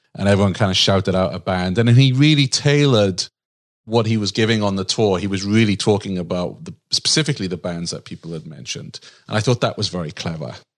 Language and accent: English; Wales, United Kingdom; now in United States; I'm from Wales, but I live in the U S